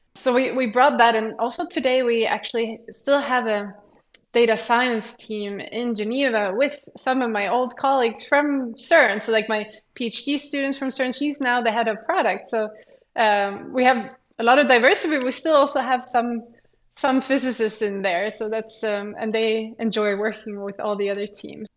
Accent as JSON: {"language": "English", "country": "Sweden", "tie": "born or raised there", "moved": "yes", "said": "I'm from Sweden. And there you kind of choose a direction already when you start high school. So in mm-hmm. high school, I studied like uh, the science program"}